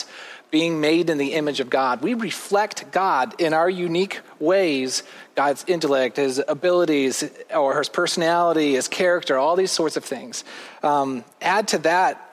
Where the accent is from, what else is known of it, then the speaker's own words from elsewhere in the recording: Midwest, United States; also born or lived in Detroit; I grew up in the Midwest